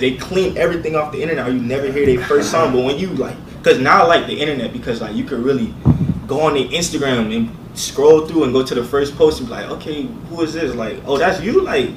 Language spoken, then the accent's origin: English; Miramar, Florida, United States; I'm from East Miramar